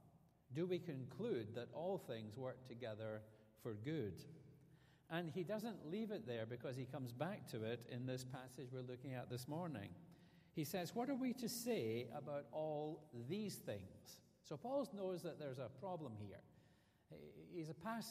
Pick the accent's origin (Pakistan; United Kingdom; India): United Kingdom; Scotland; moved away as an adult; now in Alabama, United States; the difference between living in America and living in Scotland, even after 14 years of being here